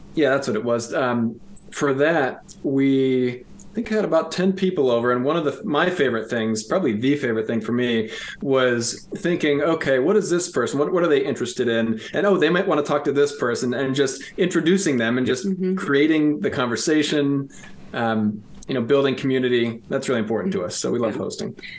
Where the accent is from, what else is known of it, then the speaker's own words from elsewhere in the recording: around Ann Arbor, Southeast Michigan, United States; moved away as an adult; also born or lived in Grand Rapids area, Michigan; now in Rockford, United States; Both of us grew up in Southeast Michigan